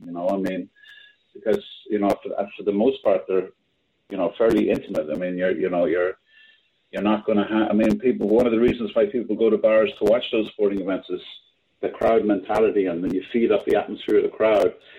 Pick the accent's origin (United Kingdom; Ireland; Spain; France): Ireland; now in New York, United States; I'm, I'm Irish